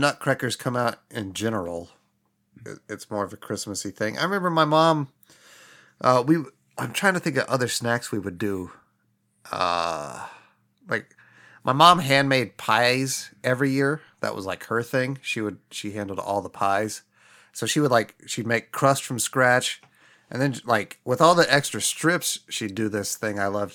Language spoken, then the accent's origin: English; Midwest, United States; growing up in the Midwest with incredibly white family members